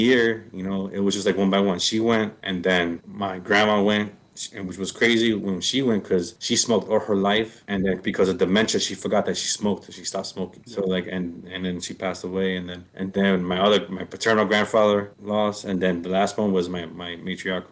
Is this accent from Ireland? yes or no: no; West New York, New Jersey, United States; now in Idaho, United States; I was born in West New York, New Jersey.